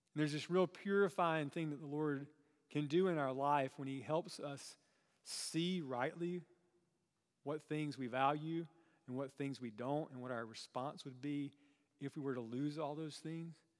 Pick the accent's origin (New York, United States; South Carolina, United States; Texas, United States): South Carolina, United States; Chesnee; I grew up in, um, kind of a rural part of South Carolina.